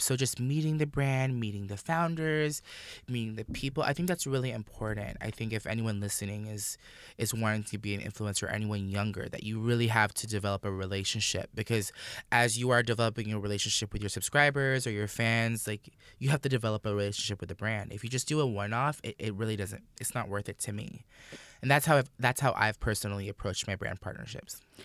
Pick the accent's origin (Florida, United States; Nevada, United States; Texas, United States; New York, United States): Florida, United States; Orlando; I grew up in Orlando